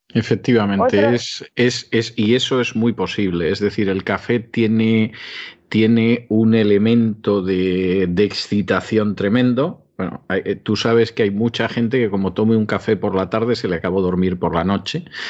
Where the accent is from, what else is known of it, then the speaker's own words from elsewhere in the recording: Spain; de España